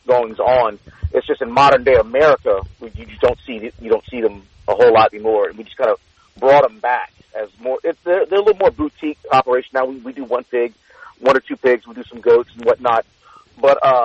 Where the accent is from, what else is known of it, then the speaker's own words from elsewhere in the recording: Cajun country, Louisiana, United States; growing up in Cajun country